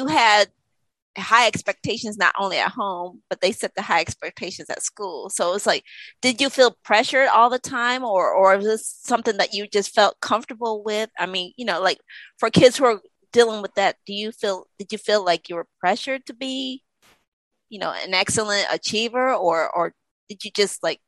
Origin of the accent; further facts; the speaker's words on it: Connecticut, United States; I grew up in Connecticut